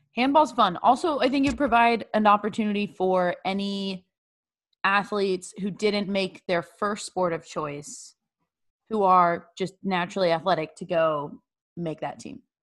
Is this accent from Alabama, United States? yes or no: no; Bay Area, California, United States; My home state's California. Shout out to the Bay Area.